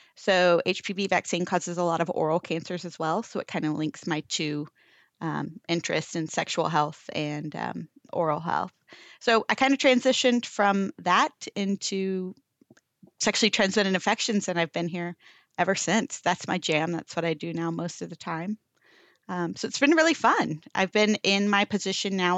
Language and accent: English; Florida, United States; moved away as an adult; now in Texas, United States; I am from Florida originally